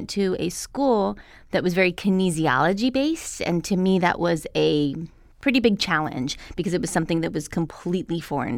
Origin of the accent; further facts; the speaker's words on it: Albuquerque, New Mexico, United States; I came from Albuquerque, New Mexico.